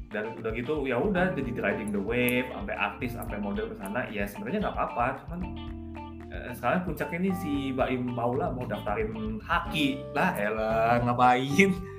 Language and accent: Indonesian; Jakarta, Indonesia; gua kan emang kelahiran Jakarta